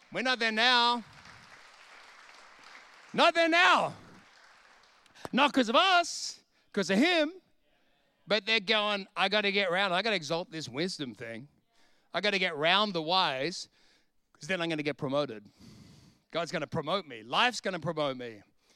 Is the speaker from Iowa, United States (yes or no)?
no; Bronx, New York, United States; I went back to the house I grew up in the Bronx in Sydney, and I went to the street and went, there it is, let's go.